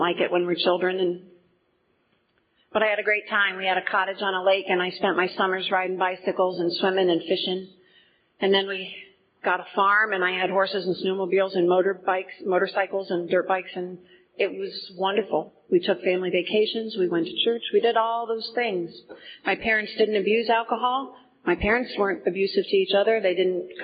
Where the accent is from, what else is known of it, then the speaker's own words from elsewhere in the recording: Portage County, Ohio, United States; I grew up in Portage County